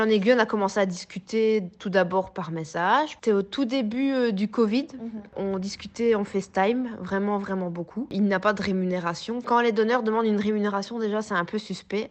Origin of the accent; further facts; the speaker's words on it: Belgium; chez nous, en Belgique